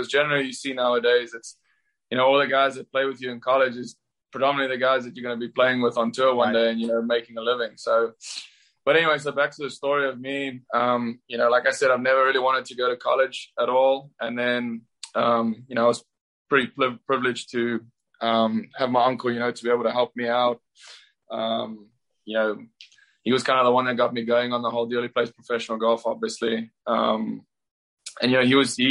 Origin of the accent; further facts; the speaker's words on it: South Africa; moved away as an adult; now in Auburn, United States; Growing up in South Africa